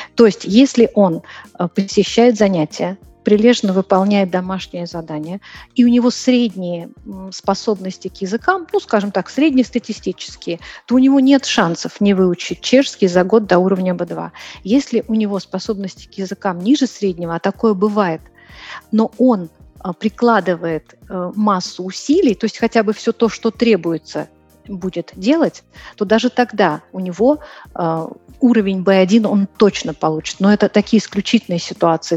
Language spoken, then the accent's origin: Russian; Moscow, Russia; moved away as an adult; now in Prague, Czech Republic; Я живу сейчас в Праге, переехала из Москвы. Я москвичка